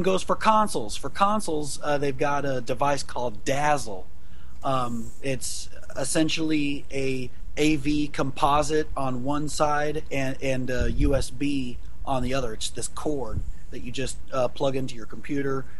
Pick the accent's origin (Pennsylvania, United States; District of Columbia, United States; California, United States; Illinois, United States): Illinois, United States; Jerseyville; my hometown, Jerseyville, Illinois